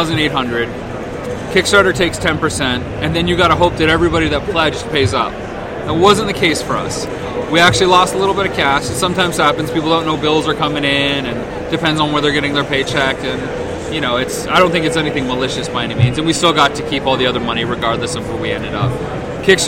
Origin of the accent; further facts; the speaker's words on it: London, Ontario, Canada; now in Las Vegas, United States; I'm from Canada originally, where Jay's from, in a town called London, Ontario, 2 hours southwest of Toronto